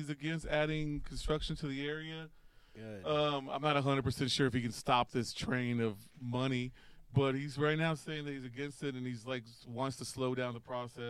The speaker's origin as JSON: {"language": "English", "town": "Beeville", "region": "Texas", "country": "United States", "said": "Small town Texas, man. Yeah. I'm from Beeville, Texas."}